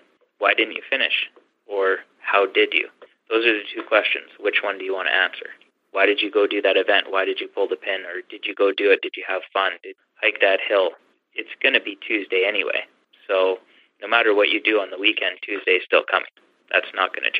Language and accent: English; Canada; I'm from Canada.